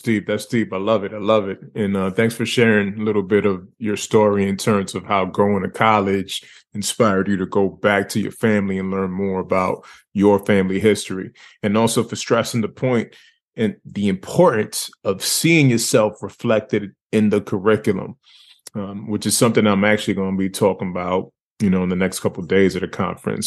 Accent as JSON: {"language": "English", "town": "Lawrence", "region": "Massachusetts", "country": "United States", "tie": "born or raised there", "said": "Born and raised Lawrence, Massachusetts"}